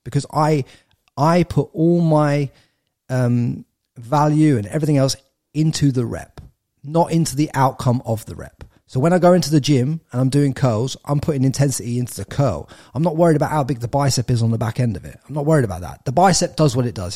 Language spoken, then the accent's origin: English; England, United Kingdom; moved away as an adult; now in Australia; I'm an English lad.